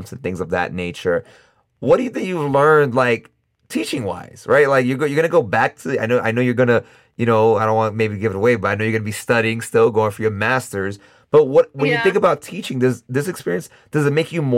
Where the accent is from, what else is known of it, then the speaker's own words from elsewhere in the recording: New York, United States; moved away as an adult; now in Costa Rica; I'm from New York